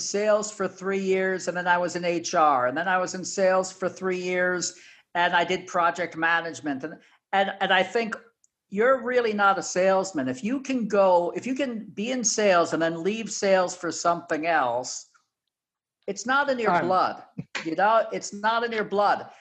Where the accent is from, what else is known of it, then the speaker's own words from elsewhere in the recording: United States; as an American Jew